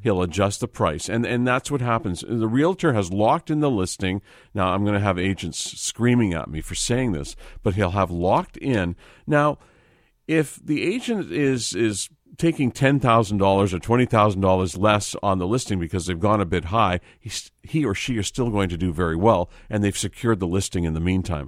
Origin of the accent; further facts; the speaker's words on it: Vancouver, British Columbia, Canada; Growing up in Vancouver